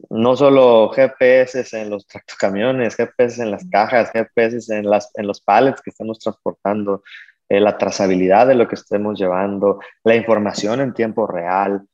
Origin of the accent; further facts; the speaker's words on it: Mexico; como mexicanos, empresarios mexicanos este, haciendo negocio en Estados Unidos